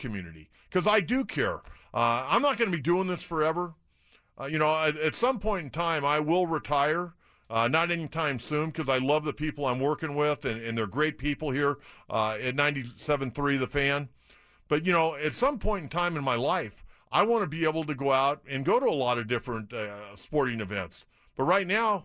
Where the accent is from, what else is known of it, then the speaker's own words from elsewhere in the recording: San Diego, California, United States; I grew up in San Diego